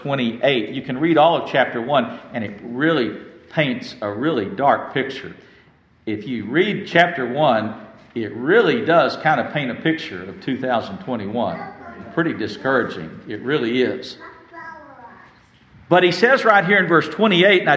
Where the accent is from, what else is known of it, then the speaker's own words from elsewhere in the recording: West Texas, United States; I grew up in West Texas